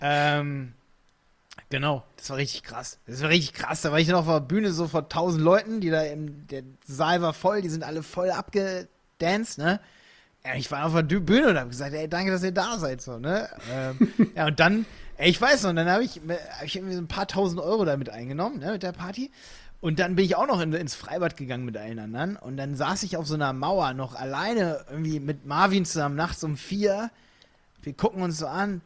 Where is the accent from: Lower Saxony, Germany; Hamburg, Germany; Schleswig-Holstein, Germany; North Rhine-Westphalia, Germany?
Lower Saxony, Germany; Hildesheim; accent: nordischen Einschlag; also born or lived in Scotland; ich komme aus Hildesheim